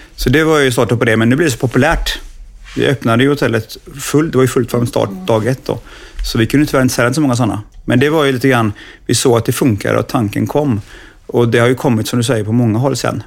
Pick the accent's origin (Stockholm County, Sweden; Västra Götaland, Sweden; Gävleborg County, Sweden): Västra Götaland, Sweden; Gothenburg; som göteborgare komma hem igen